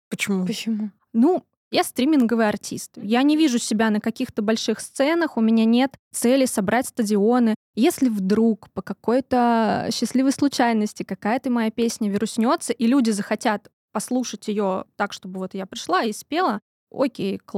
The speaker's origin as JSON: {"language": "Russian", "town": "Tver", "region": "Tver Oblast", "country": "Russia", "said": "Такая из Твери. Да, я из Твери."}